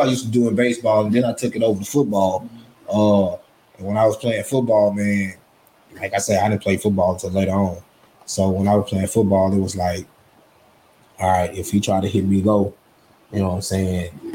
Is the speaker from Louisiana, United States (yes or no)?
yes; Ruston, Louisiana, United States; I grew up in Ruston here all my life